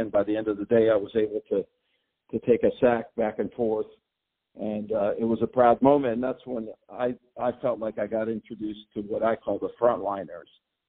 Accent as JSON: {"language": "English", "region": "Mexico City", "country": "Mexico", "tie": "born or raised there", "said": "I was born in Mexico City of U.S. parents and lived there for about 20 years. Hablo español perfectamente, and also a little bit of English."}